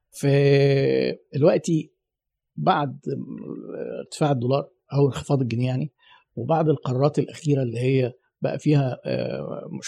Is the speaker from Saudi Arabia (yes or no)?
no; Egypt; انا عايزك تجيب لي جلد من مصر جلد خام انا مصري اهو